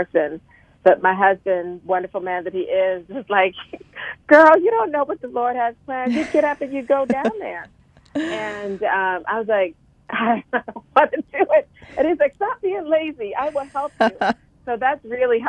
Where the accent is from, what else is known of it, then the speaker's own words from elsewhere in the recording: Charleston, South Carolina, United States; moved away as an adult; now in Washington, D.C. area, United States; I'm originally a Southerner. I'm originally from Charleston, South Carolina, and I ended up moving to the greater Washington, D.C. area for love